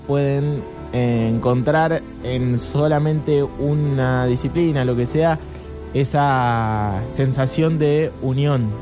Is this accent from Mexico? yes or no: no; Argentina; yo soy argentino, porque nací acá